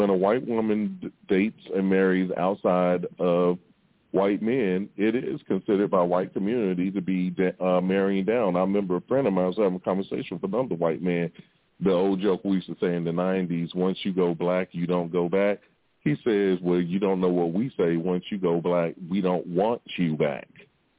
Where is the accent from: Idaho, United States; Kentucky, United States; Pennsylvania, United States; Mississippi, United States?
Mississippi, United States; when we were kids growing up in Mississippi